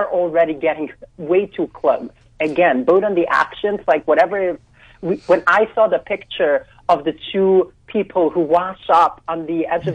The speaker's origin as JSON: {"language": "English", "town": "New York City", "region": "New York", "country": "United States", "tie": "born or raised there", "said": "I grew up in Williamsburg in Brooklyn."}